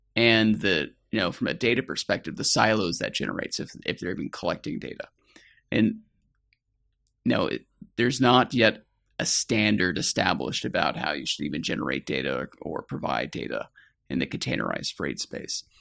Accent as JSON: {"language": "English", "town": "Atlanta", "region": "Georgia", "country": "United States", "tie": "born or raised there", "said": "I grew up in the suburbs of Atlanta, Georgia"}